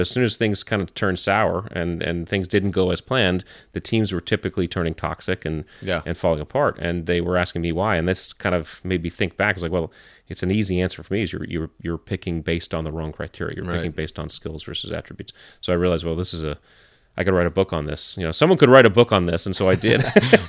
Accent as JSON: {"language": "English", "region": "Connecticut", "country": "United States", "tie": "born or raised there", "said": "So I grew up in Connecticut"}